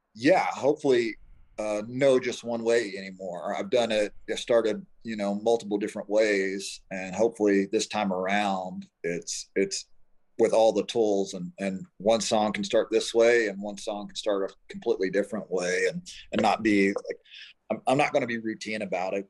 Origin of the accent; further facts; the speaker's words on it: Oklahoma, United States; now in Denver, United States; I grew up in Oklahoma, small town Oklahoma